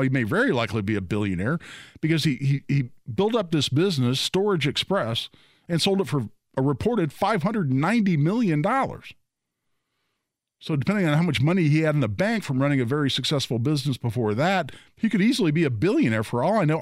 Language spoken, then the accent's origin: English; Carmel, Indiana, United States; also born or lived in Beech Grove, Indiana; now in Zionsville, United States; I grew up in Carmel.